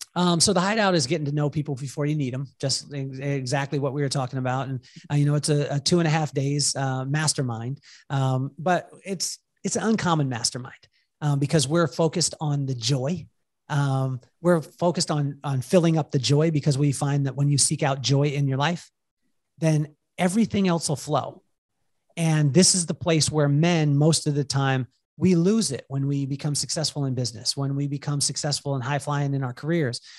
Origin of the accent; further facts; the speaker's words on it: Walpole, California, United States; I grew up in Walpole, California